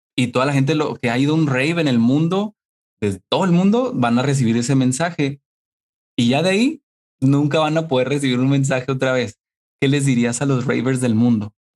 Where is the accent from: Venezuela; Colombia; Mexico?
Mexico; now in United States; soy mexicano, pero estoy en Estados Unidos